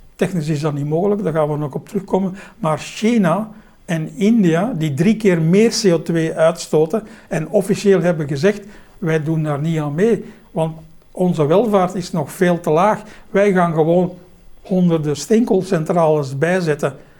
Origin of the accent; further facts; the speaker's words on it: Belgium; als Belg